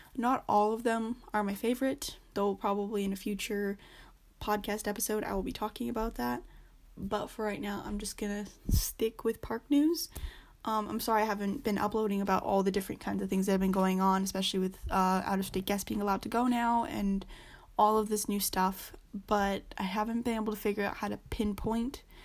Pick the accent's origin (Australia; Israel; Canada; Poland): Canada; I'm Canadian, so I don't live in America nor in California